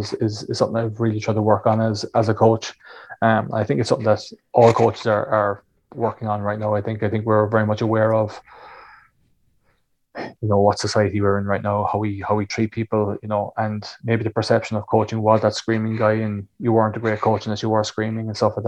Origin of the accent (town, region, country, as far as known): Ireland